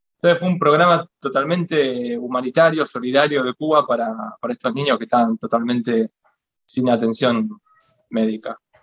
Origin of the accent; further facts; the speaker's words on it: Avellaneda, Buenos Aires Province, Argentina; la, gran mayoría de los militantes de FAC somos de ahí de Avellaneda, de Zona